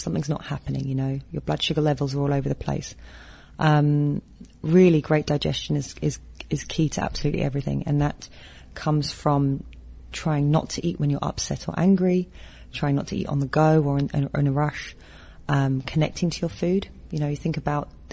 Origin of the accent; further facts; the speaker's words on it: Philippines; as a Filipino